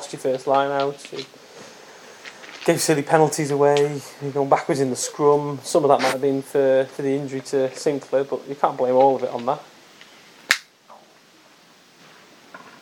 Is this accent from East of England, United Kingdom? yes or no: no; Wales, United Kingdom; I'm a Welshman